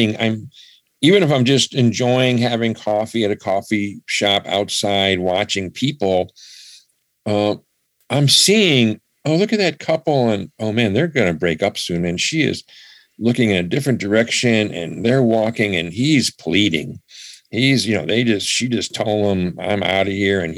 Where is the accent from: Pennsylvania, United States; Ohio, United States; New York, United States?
New York, United States; Buffalo; now in Massachusetts, United States; I grew up in Buffalo